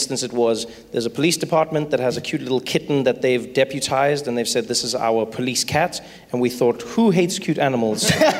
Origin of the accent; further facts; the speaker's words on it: South Africa; I grew up in South Africa